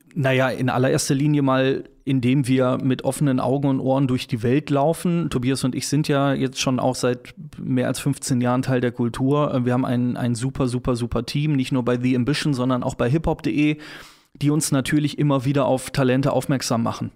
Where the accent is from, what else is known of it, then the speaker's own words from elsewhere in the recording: Cologne, North Rhine-Westphalia, Germany; als gebürtiger Kölner